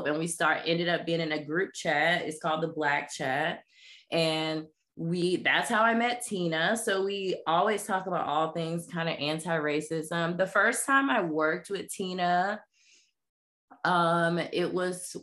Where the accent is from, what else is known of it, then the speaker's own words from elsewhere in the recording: Jacksonville, Florida, United States; I'm born and raised in the South, born and raised in Jacksonville, Florida